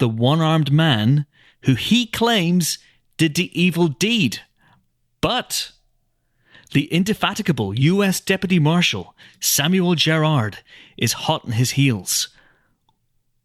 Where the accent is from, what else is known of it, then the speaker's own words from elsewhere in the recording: Northern Ireland, United Kingdom; being British and being from Northern Ireland